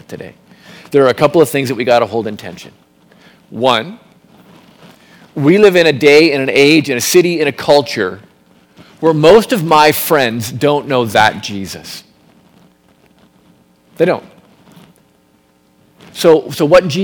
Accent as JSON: {"language": "English", "town": "Milton", "region": "Ontario", "country": "Canada", "tie": "born or raised there", "also_born_or_lived": "Calgary, Canada", "moved": "as an adult", "said": "I grew up in Milton"}